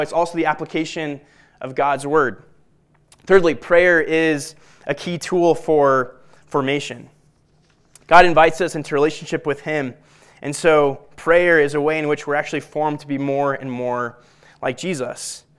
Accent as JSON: {"language": "English", "town": "Littleton", "region": "Colorado", "country": "United States", "tie": "born or raised there", "said": "I'm a Colorado native, as is my wife. I grew up in Littleton"}